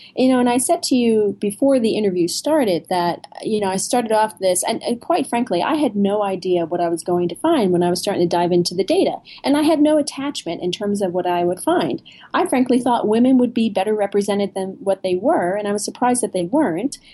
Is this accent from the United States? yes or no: yes; New Jersey, United States; I'm from New Jersey.